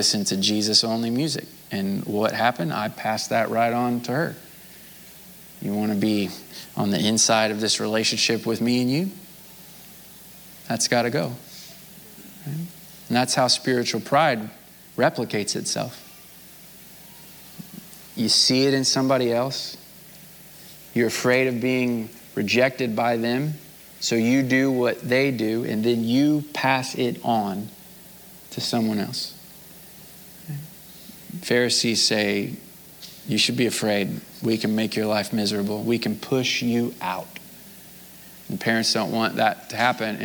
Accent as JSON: {"language": "English", "region": "Missouri", "country": "United States", "said": "I'm from Missouri"}